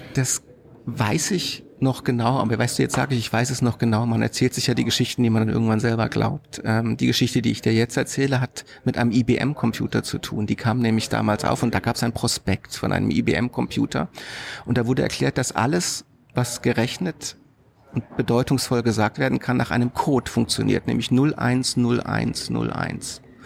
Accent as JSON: {"language": "German", "town": "Karlsruhe", "region": "Baden-Württemberg", "country": "Germany", "tie": "born or raised there", "said": "Ich bin in Karlsruhe groß geworden, hm. also in Süddeutschland"}